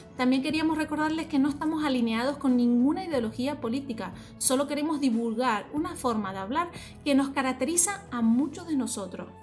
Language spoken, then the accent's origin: Spanish; Tenerife, Canary Islands, Spain; seamos de Tenerife